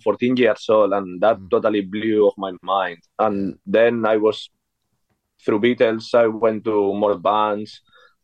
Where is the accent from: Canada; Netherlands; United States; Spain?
Spain; born or raised there; English is a second language; moved away as an adult; now in London, United Kingdom